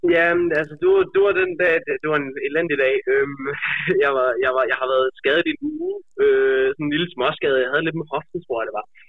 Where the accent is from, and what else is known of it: Denmark